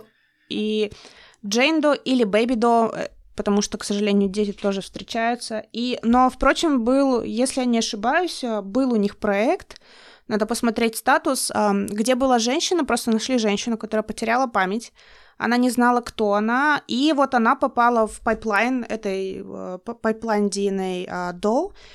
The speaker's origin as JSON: {"language": "Russian", "region": "Russian Far East", "country": "Russia", "moved": "yes", "said": "я, как человек из Дальнего Востока"}